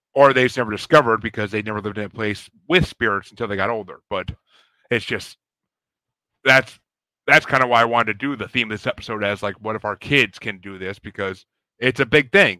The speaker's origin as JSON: {"language": "English", "region": "New York", "country": "United States", "said": "I'm from New York"}